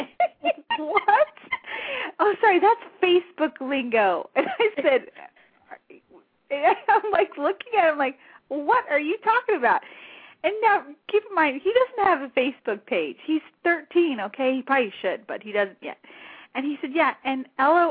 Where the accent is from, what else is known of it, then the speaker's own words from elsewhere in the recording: New Mexico, United States; moved away; I grew up in New Mexico